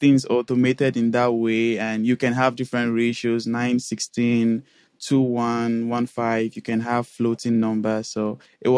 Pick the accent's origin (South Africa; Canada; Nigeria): Nigeria; moved away as an adult; now in Netherlands; I am currently located in Netherlands, and I'm from Nigeria originally.